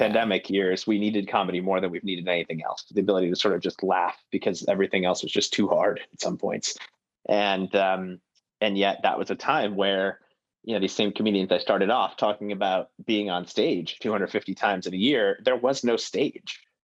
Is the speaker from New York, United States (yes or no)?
yes; Buffalo, New York, United States; now in Boston, United States; I grew up in Buffalo, New York as well